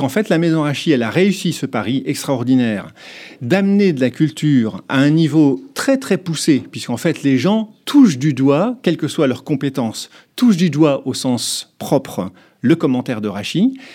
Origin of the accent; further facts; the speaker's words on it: France; en tant que Français